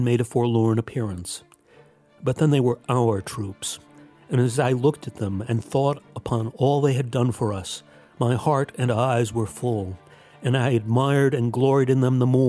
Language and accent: English; Latham, New York, United States; my family's home in Latham, New York.